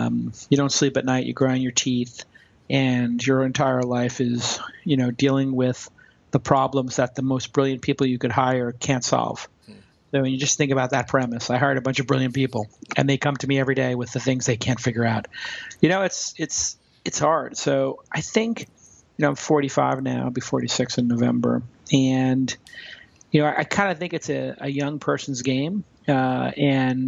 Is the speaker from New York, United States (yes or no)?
yes; New York City, New York, United States; I grew up in Brooklyn